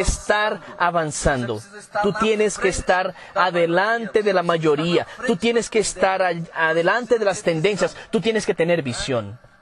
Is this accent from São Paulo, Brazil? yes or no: no; Campo Grande, Mato Grosso do Sul, Brazil; Spanish is a second language; Yo soy de Campo Grande, Mato Grosso del Sur.